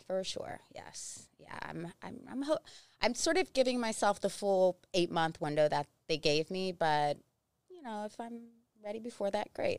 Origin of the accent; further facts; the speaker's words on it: West Virginia, United States; moved away; also born or lived in South Carolina; I'm from West Virginia